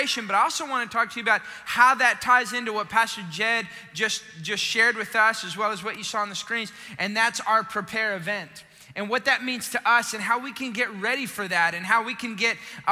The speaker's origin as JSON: {"language": "English", "town": "Austin", "region": "Texas", "country": "United States", "moved": "yes", "said": "I'm originally from Austin"}